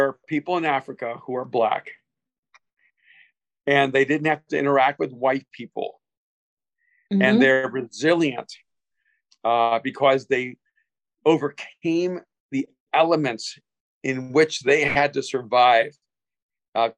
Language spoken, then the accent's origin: English; El Salvador; English is a second language; moved away; I'm an immigrant from El Salvador. I had to learn a second language in a new society, a new culture with a new people